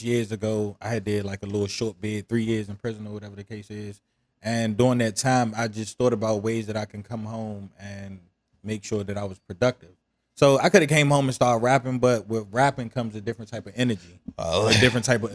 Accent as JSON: {"language": "English", "town": "Washington", "region": "District of Columbia", "country": "United States", "tie": "born or raised there", "also_born_or_lived": "Suitland, Prince George's County, Maryland", "said": "I grew up in Southeast D.C. and probably when I got to middle school, my area got gentrified and it pushed me to PG County."}